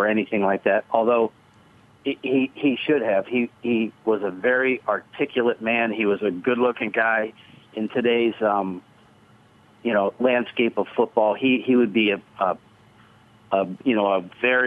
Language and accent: English; Canton, Ohio, United States; we grew up in the Hall of Fame city